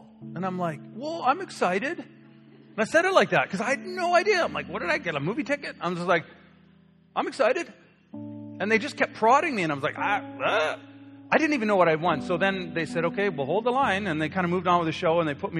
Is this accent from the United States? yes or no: no; Canada; but we're Canadian, Pastor. We don't do those things. We don't express it. We have British roots.